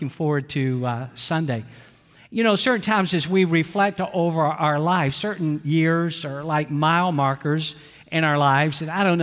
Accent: Atlanta, Georgia, United States; also born or lived in Valdosta, Georgia; I grew up in Atlanta, Georgia

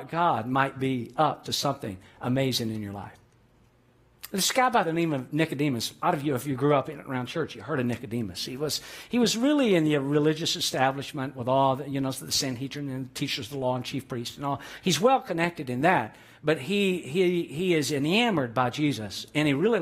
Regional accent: Atlanta, Georgia, United States; Growing up in Atlanta, Georgia

